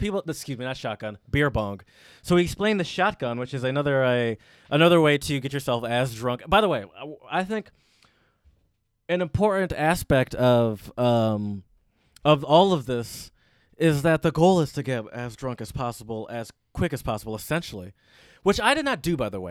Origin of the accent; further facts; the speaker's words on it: Detroit, Michigan, United States; moved away as an adult; Ann Arbor's not my home. I grew up in Metro Detroit